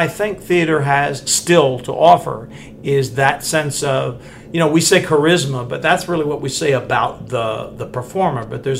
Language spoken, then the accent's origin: English; United States; also born or lived in Washington, D.C.; I was born in D.C. and raised mostly in Maryland or Virginia. But my family's sort of northern south, Virginia, South Carolina, Maryland.